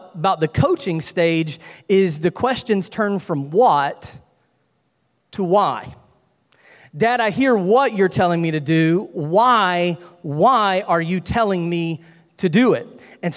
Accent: North Carolina, United States; moved away as an adult; also born or lived in Louisiana; I'm from North Carolina, if you can't tell by the accent

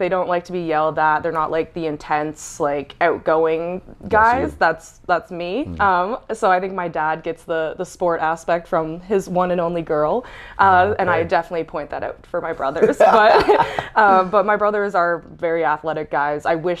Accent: Oshawa, Ontario, Canada; moved away as an adult; also born or lived in New Haven, Connecticut; So I grew up in Oshawa, never really left until it was time to go to college.

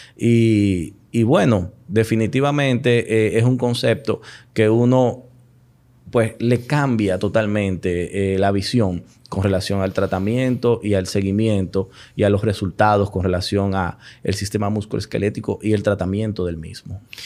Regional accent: Santiago de los Caballeros, Santiago, Dominican Republic; also born or lived in Florida; now in Santo Domingo, Dominican Republic; yo soy oriundo de Santiago, Los Caballeros.

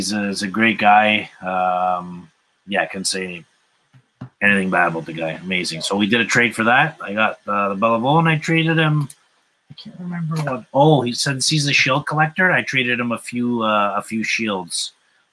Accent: Toronto, Ontario, Canada; I'm from Toronto.

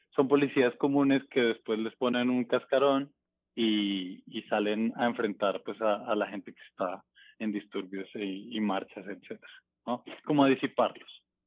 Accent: Bogotá, Colombia; moved away as an adult; also born or lived in Buga, Valle del Cauca; now in Mexico; Yo nazco ahí y luego mis papás me llevan a Bogotá. Yo, digamos, crezco. Eh, como mi infancia y, y mi juventud o mi adolescencia realmente, está en Bogotá, crezco en Bogotá

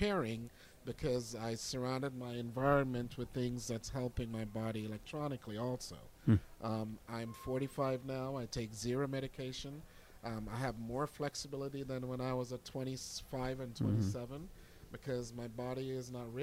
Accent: Jamaica; now in Pittsburgh, United States; I'm originally from Jamaica

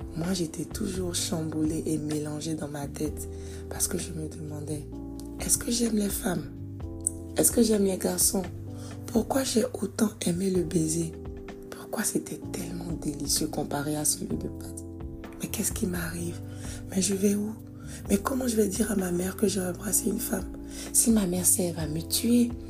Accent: Côte d’Ivoire; je suis née en Côte d'Ivoire

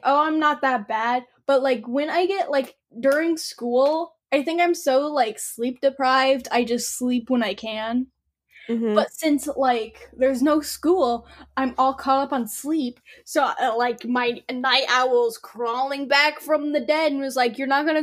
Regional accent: Illinois, United States; we're from Illinois

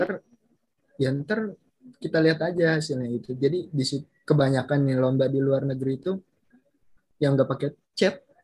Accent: Bekasi, West Java, Indonesia; Asal mm, planet Bekasi

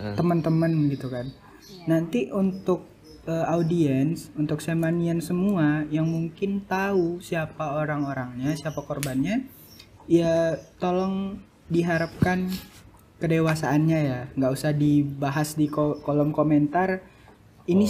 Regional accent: North Sumatra, Indonesia; now in Jakarta, Indonesia; aku dari Sumatera Utara

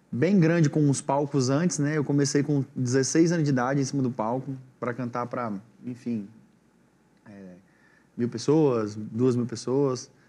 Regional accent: Boa Esperança, Espírito Santo, Brazil; eu sou do Espírito Santo, sou do interior do Espírito Santo, né? É uma cidade bem pequena chamada Boa Esperança, com 14 mil habitantes.

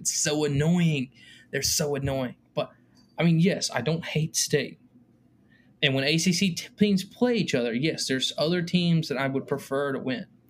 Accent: Durham, North Carolina, United States; We're both from Durham.

